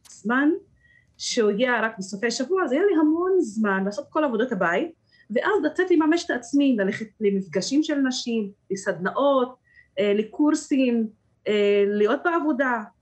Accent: Rahat, Southern District, Israel; Hebrew is a second language; אני אישית, מה שעזר לי להשתלב בשוק העבודה זה שידעתי קצת עברית. אז הגבולות שלי הם לא רק רהט, אלא התרחבתי מעבר לגבולות של רהט.

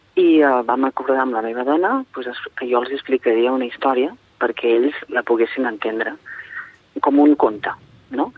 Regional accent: Girona, Catalonia, Spain; som de Girona

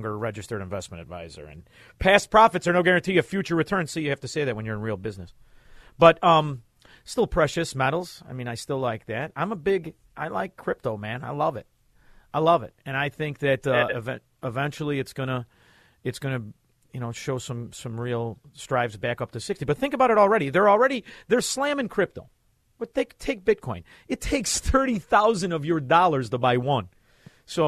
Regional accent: Melrose Park, Illinois, United States; we're from Melrose Park

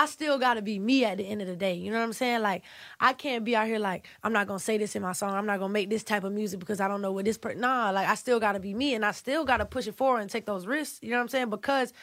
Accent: Savannah, Georgia, United States; I'm from Savannah, Georgia

